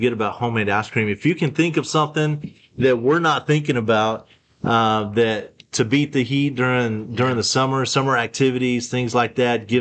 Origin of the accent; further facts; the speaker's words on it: Texas, United States; also born or lived in Arizona; Growing up in Texas